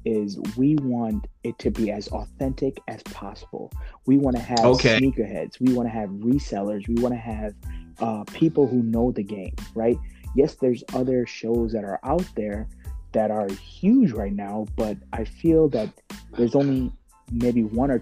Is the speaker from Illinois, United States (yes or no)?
yes; Chicago, Illinois, United States; moved away as an adult; now in New York, United States; I'm the only one that's not the New Yorker. I'm from Chicago